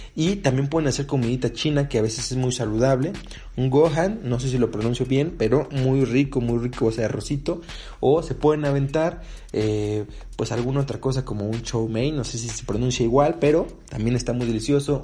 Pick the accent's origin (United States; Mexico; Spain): Mexico; acá en México